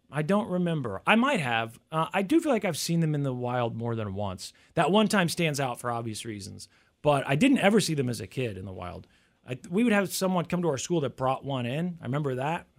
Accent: United States; growing up in the United States

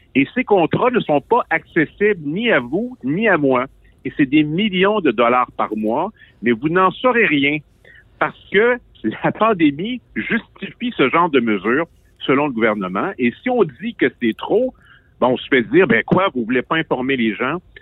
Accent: Quebec, Canada; Je suis un Québécois

